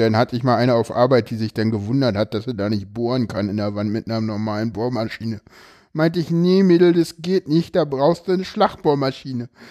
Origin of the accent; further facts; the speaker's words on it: East Germany, Germany; ich fühle mich ja irgendwie tatsächlich noch als Ostdeutscher. Auch wenn ich nur zwei Jahre irgendwie wirklich in der DDR gelebt habe